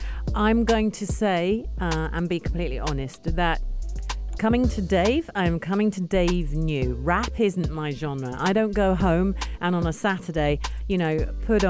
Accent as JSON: {"language": "English", "region": "London", "country": "United Kingdom", "also_born_or_lived": "Brixton, London", "said": "I am from South London, by the way, but I'm from the nice side. I'm from Kingston and Richmond"}